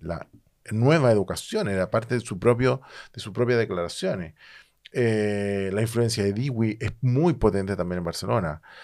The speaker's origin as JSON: {"language": "Spanish", "country": "Chile", "said": "yo vengo de Chile"}